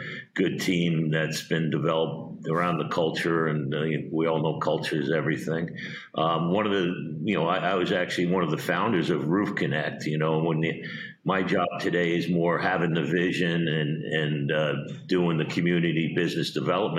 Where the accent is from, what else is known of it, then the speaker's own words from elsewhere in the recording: Long Island, New York, United States; moved away as an adult; also born or lived in Atlanta, Georgia / Arizona / Fort Lauderdale, Florida; now in Florida, United States; I grew up in Long Island